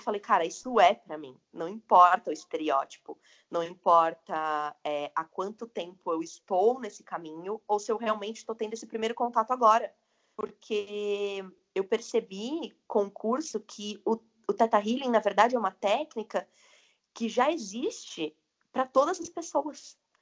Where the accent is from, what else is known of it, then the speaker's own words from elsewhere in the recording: interior of São Paulo, Brazil; also born or lived in Vinhedo; Eu sou de São Paulo, do interior de São Paulo, na verdade, moro em Vinhedo.